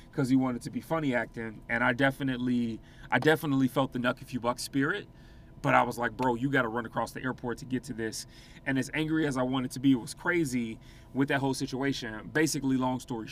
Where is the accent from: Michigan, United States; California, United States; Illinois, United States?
Illinois, United States; Chicago; moved away; I'm from Chicago originally